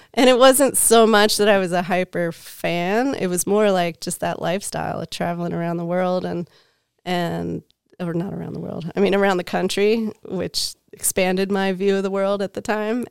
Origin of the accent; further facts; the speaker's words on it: outside of Philadelphia, Pennsylvania, United States; moved away as an adult; also born or lived in Lake Tahoe, California; I'm from Pennsylvania. So I grew up outside of Philadelphia